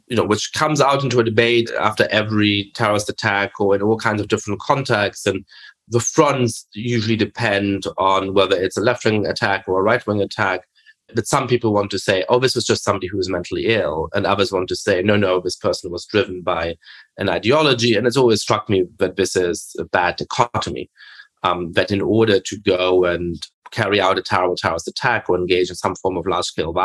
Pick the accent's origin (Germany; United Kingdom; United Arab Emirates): Germany; I grew up in Germany